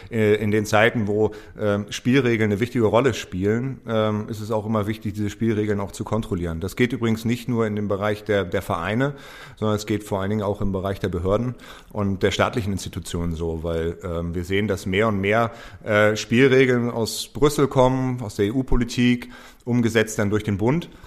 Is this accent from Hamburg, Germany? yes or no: yes; Hamburg, Germany; Als Hamburger Jung ist es für mich natürlich immer, immer spannend und kriege große Ohren, wenn, wenn es um Hamburg geht.